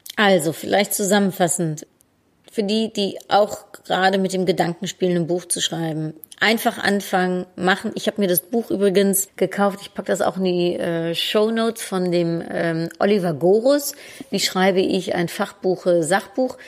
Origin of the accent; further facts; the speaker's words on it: Netherlands; moved away; als Holländerin